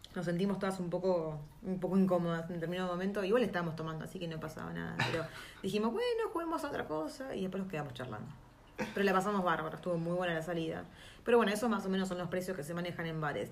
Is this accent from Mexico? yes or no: no; Argentina; now in New Zealand; uno como argentino